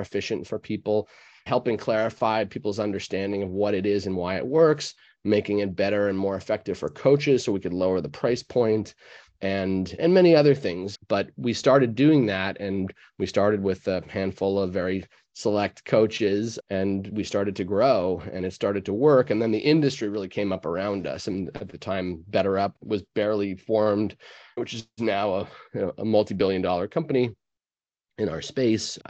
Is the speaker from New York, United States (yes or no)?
yes; New York, United States; I'm a New Yorker myself